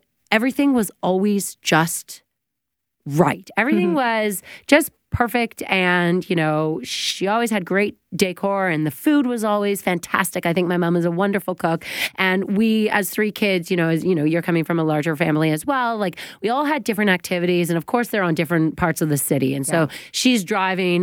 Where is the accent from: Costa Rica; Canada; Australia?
Canada; Oakville, Ontario; We're all from Oakville